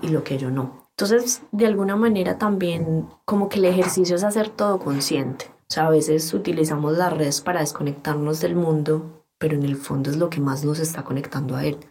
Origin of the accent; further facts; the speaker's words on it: Antioquia, Colombia; accent: paisa; soy colombiana, y soy publicista